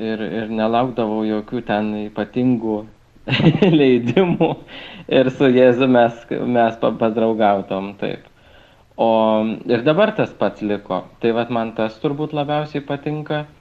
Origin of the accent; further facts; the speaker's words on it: Kaunas, Kaunas County, Lithuania; moved away as an adult; now in Kėdainiai, Lithuania; aš, kadangi esu kaunietis